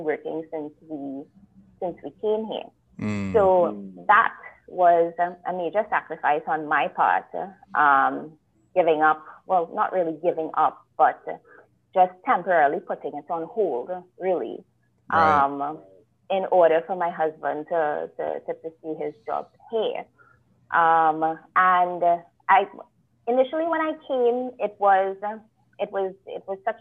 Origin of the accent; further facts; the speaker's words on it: Trinidad & Tobago; moved away as an adult; also born or lived in Greater Toronto Area, Canada; now in Canada; I'm originally from Trinidad and Tobago. That's where I grew up. That's where I went to school.